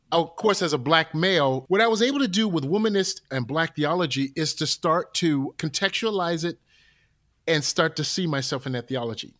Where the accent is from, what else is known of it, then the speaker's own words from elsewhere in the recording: Newark, New Jersey, United States; I'm from Newark, New Jersey. We had a temple in Newark